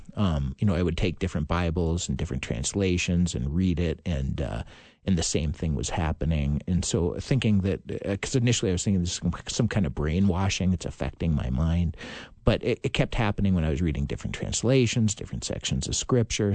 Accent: Virginia, Minnesota, United States; now in Saint Louis Park, United States; I'm from Virginia, Minnesota originally

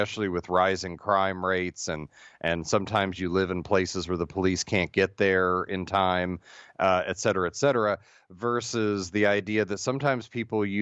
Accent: Midwest, United States; Being from the Midwest

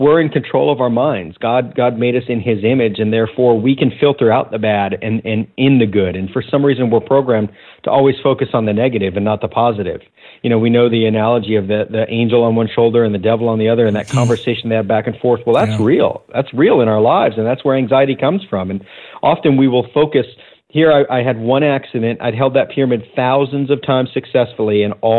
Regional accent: Sarasota, Florida, United States; back to Sarasota, Florida, my hometown.

